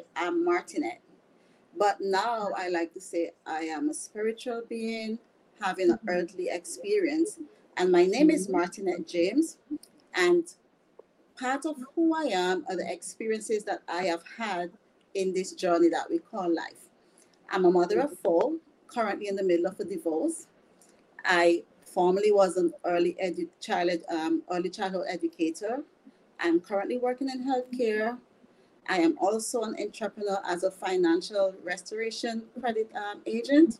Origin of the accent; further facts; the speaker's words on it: St. Vincent & Grenadines; moved away; I am originally from the Caribbean, the beautiful island, Saint Vincent and the Grenadines